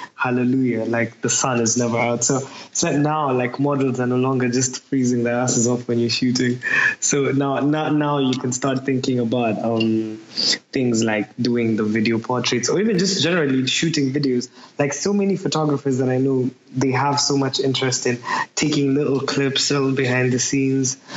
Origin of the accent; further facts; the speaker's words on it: Nairobi, Kenya; moved away as an adult; now in Manchester, United Kingdom; I'm from Nairobi, Kenya. I just moved to Manchester three years ago. So like Nairobi is where I was born and raised.